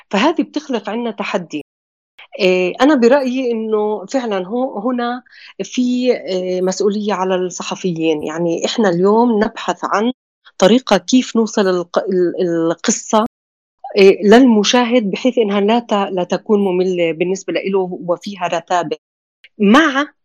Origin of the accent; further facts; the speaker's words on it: Palestine; أنا كفلسطينية غير قادرة على الوصول